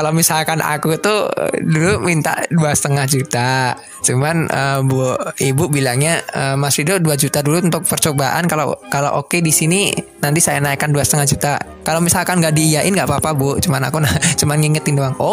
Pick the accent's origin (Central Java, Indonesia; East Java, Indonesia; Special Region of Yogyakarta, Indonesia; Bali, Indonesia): Central Java, Indonesia; Solo; aku kan asli Solo juga kan ya. Terus kenapa aku pilih kerja di Solo?